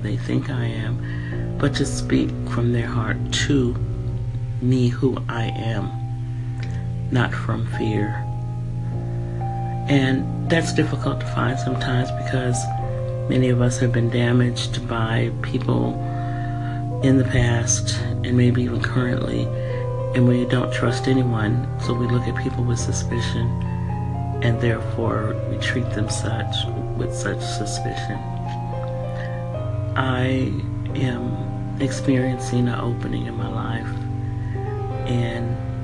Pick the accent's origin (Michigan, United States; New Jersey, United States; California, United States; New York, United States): California, United States; San Francisco; moved away as an adult; also born or lived in San Jose, California / Washington State / Denver, Colorado; I'm from California, Northern California. I was brought up in San Francisco and San Jose.